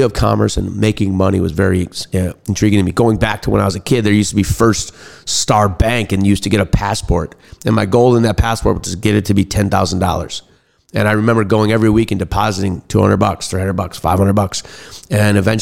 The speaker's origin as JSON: {"language": "English", "town": "Bayside", "region": "Wisconsin", "country": "United States", "tie": "born or raised there", "also_born_or_lived": "Washington, D.C.", "moved": "as an adult", "said": "I grew up in Bayside, Wisconsin, went to Nicolet High School"}